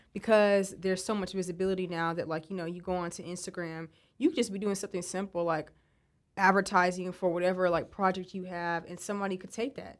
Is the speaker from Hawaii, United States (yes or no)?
no; West Texas, United States; moved away; I'm from West Texas